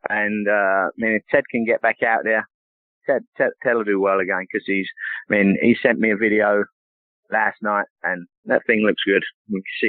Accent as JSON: {"language": "English", "region": "England", "country": "United Kingdom", "tie": "born or raised there", "moved": "yes", "said": "growing up in England"}